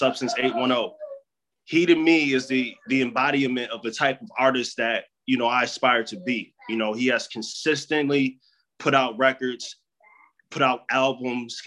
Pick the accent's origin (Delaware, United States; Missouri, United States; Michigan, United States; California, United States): Michigan, United States; I'm from Michigan.